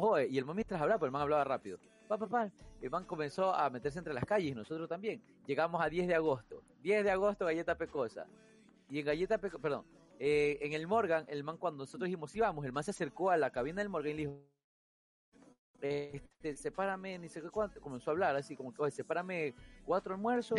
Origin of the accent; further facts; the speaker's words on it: Guayaquil, Guayas, Ecuador; fui criado en Guayaquil